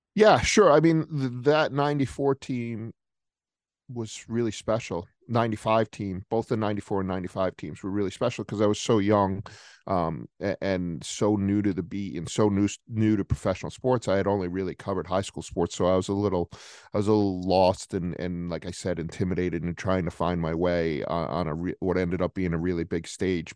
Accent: Rhode Island, United States; moved away as an adult; also born or lived in New Jersey; growing up in Rhode Island

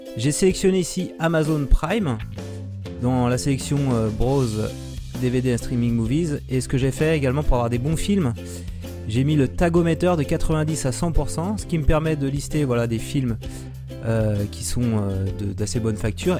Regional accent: France; nous français

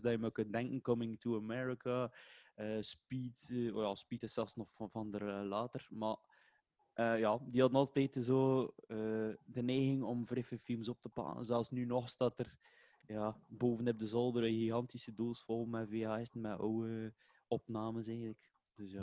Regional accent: Waregem, Flanders, Belgium; also born or lived in Kortrijk; Geboren in Kortrijk, maar wel eh, getogen ah, in Waregem.

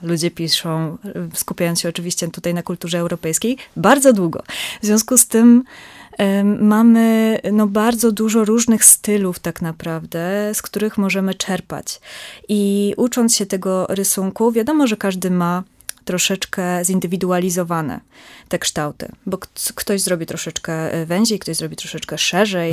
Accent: southern Greater Poland, Poland; ja pochodzę z bardzo małej miejscowości mhm. w południowej Wielkopolsce, w związku z tym mam bliżej do Wrocławia niż do Poznania

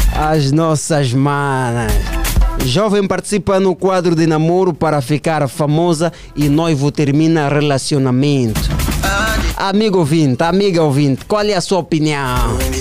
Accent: Angola; todos nós, enquanto angolanos, enquanto filhos desta pátria

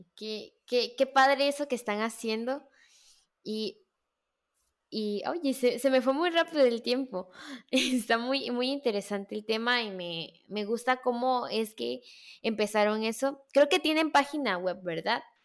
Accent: Veracruz, Mexico; yo soy de Veracruz

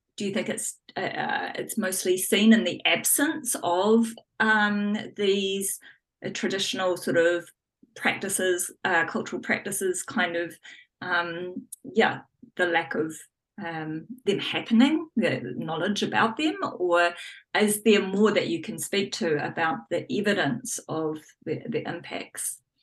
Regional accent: New Zealand; growing up as a as a Kiwi kid

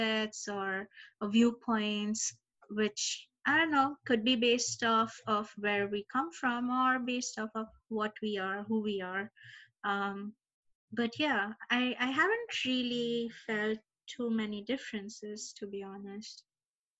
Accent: India; growing up in India

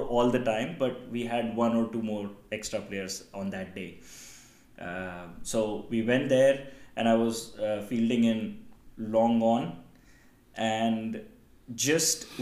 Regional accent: Itarsi, Madhya Pradesh, India; I come from Itarsi, which is like now, I think, 150,000 people

